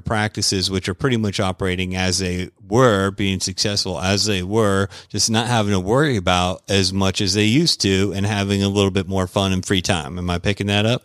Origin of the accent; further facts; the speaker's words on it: Florida, United States; I'm from Florida